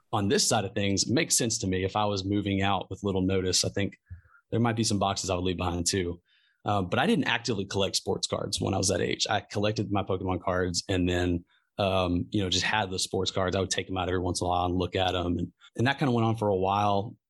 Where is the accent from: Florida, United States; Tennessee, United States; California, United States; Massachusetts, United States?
Tennessee, United States; Memphis; I'm from Memphis and I live in Memphis.